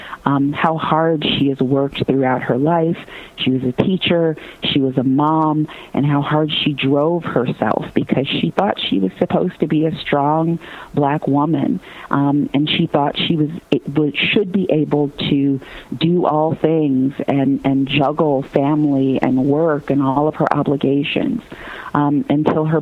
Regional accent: Gary, Indiana, United States; I grew up in Gary, Indiana

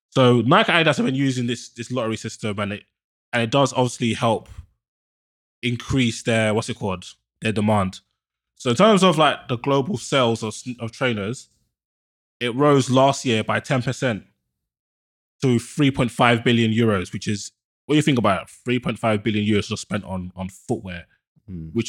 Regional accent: London, United Kingdom; I'm from Northwest.

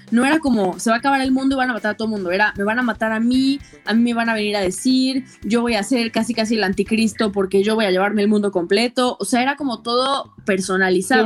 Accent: Puebla, Mexico; yo soy de Puebla, tengo 26 años

